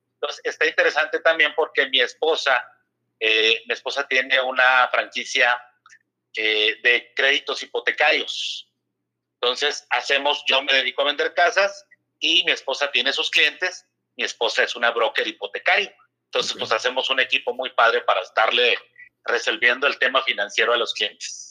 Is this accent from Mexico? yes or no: yes; Mexico City, Mexico; also born or lived in San Luis Río Colorado, Sonora / Torreón; Yo estuve en México, realmente nada más nací en Sonora. Ah, estuve en México, jugué, mis, infantiles en, en Riders de Arboledas.